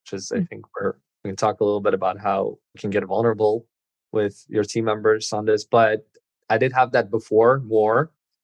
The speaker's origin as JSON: {"language": "English", "country": "Uzbekistan", "moved": "yes", "lives_now": "United States", "said": "we're both from Uzbekistan, ended up in the US"}